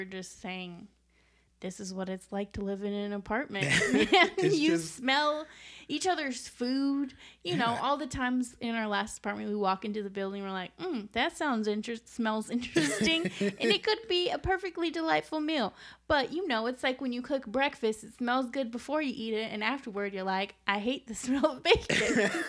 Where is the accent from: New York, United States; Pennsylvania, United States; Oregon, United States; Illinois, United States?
Illinois, United States; Chicago; oh yeah, I'm a White Sox fan because I'm from the South Side.